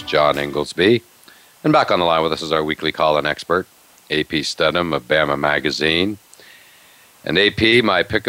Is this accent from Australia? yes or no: no; Western Pennsylvania, United States; I grew up in Western Pennsylvania, been to Latrobe many times